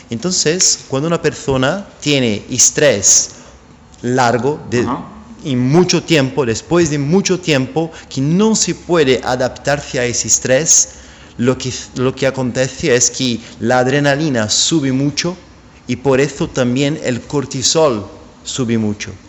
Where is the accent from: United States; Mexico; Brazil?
Brazil; São Paulo; born there; Spanish is a second language; yo soy brasileño, nací en São Paulo